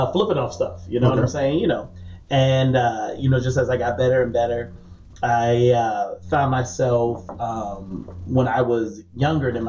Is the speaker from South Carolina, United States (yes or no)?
yes; Charleston, South Carolina, United States; also born or lived in James Island, South Carolina / Goose Creek, South Carolina; I was born in like the West Ashley. I grew up in the Johns James Island area. Spent a little bit of time in Wamala when I was a kid